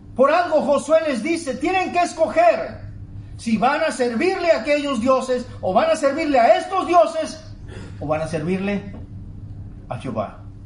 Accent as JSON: {"language": "Spanish", "region": "Tabasco", "country": "Mexico", "moved": "yes", "lives_now": "Monterrey, Mexico", "said": "Extraño mi querido Tabasco"}